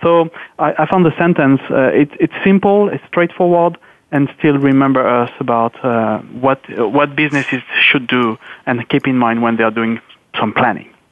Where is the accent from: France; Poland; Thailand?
France; now in Luxembourg; I'm based in Luxembourg, so though I'm French, but I'm actually living in Luxembourg